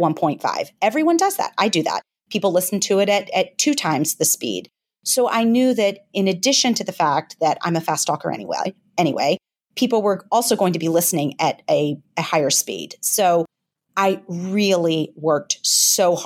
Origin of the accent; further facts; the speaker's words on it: Memphis, Tennessee, United States; I'm from Memphis, but I certainly do not have a heavy Southern accent or much of a twang